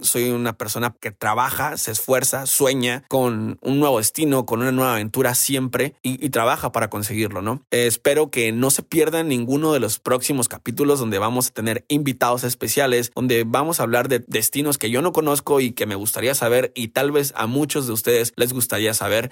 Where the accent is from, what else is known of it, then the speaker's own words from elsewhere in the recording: Baja California Sur, Mexico; yo soy de Baja California